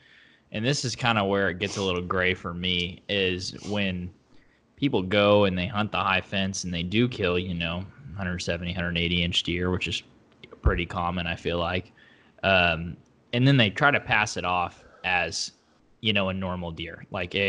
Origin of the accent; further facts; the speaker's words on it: Oklahoma, United States; moved away as an adult; now in Austin, United States; I'm from Oklahoma originally. Right. I just moved down to Texas just a few weeks ago, actually